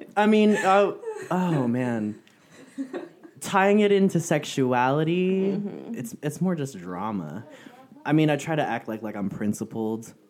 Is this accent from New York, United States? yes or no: no; San Francisco, California, United States; moved away as an adult; now in Southern California, United States; I'm originally from San Francisco, and it wasn't until I moved to Southern California